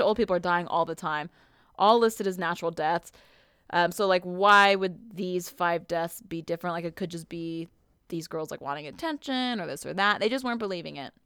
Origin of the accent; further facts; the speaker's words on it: Southern California, United States; I grew up in Southern California